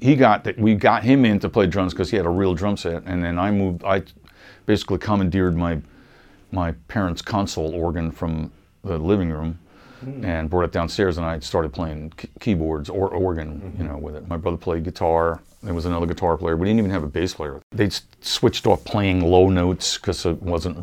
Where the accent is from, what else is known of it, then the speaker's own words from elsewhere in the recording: Wading River, New York, United States; also born or lived in Huntington, New York; I kind of grew up in a little town called Wading River